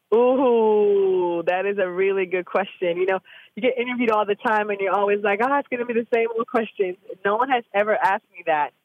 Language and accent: English; Jamaica; now in Austin, United States; I'm from Jamaica